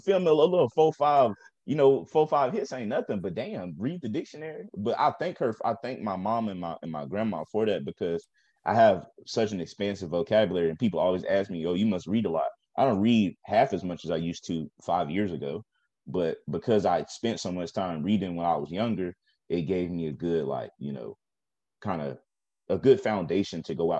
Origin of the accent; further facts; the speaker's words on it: the South, United States; But I grew up like in the South, so you know, education was a little